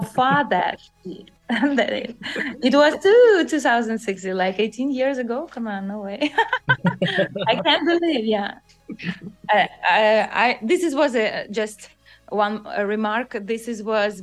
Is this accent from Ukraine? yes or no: yes; Ukraine; this is Ukrainian couture, and I'm so proud about